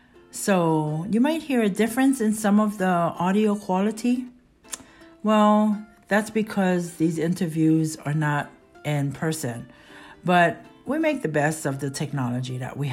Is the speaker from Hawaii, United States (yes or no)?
yes; Kaneohe, Hawaii, United States; I'm a native Hawaiian, born and raised in Kaneohe, Hawaii